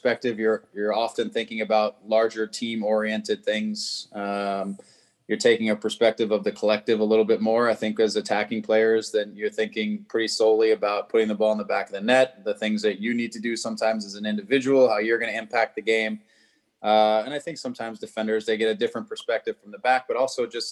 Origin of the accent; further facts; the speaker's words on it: Arizona, United States; moved away as an adult; also born or lived in Southern California / Toronto; now in Los Angeles, United States; I grew up in Arizona, not too far away, but you know, most of my adult life between UCLA and the Galaxy and it's been Southern California